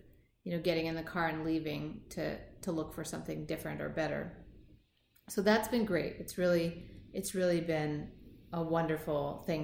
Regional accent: Seattle, Washington, United States; I was born and raised in Seattle, Washington

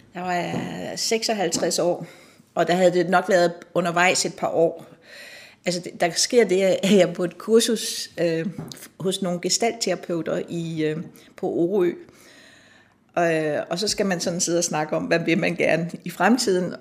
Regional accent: Nakskov, Zealand, Denmark; moved away as an adult; also born or lived in Copenhagen; now in Allerød, Denmark; jeg kommer fra Nakskov, og min far han var landsretsoverfører i Nakskov, og vi boede i en lejlighed midt inde i byen

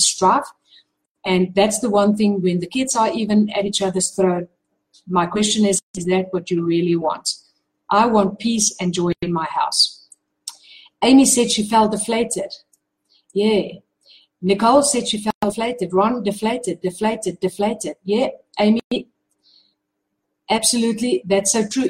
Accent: South Africa; I'm from South Africa

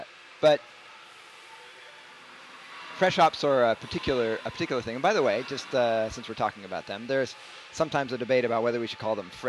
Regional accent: England, United Kingdom; Yeah, I'm an English subject

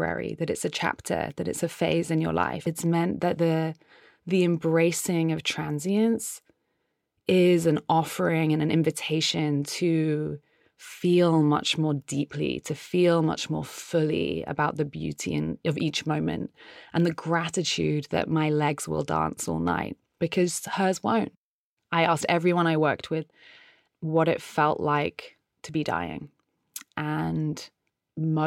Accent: United Kingdom; now in San Francisco, United States; I'm a British artist who lives in San Francisco.

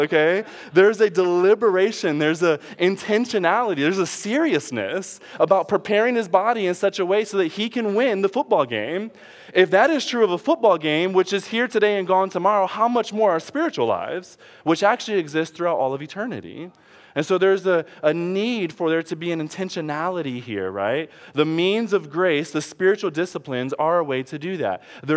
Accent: Detroit, Michigan, United States; I'm from Detroit

